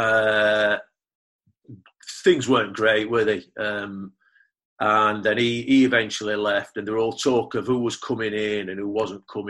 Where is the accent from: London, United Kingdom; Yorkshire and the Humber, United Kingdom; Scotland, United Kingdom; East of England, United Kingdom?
Yorkshire and the Humber, United Kingdom; Sheffield; I was coming back to my hometown club, a club I supported all my life